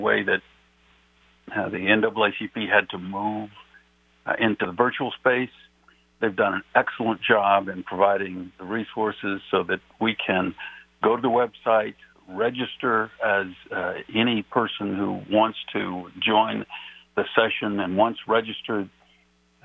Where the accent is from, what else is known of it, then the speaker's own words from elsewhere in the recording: New Mexico, United States; I'm from New Mexico